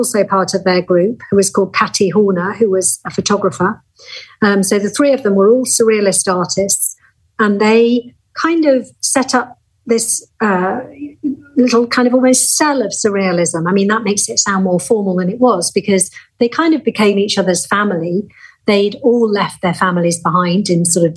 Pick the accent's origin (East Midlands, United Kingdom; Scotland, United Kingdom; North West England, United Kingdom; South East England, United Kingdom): North West England, United Kingdom; Lancashire; the Lancashire where she was born and I was born